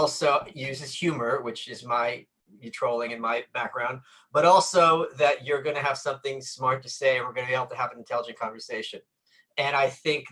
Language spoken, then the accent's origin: English; Brooklyn, New York, United States; I'm from Brooklyn. I've lived here all my life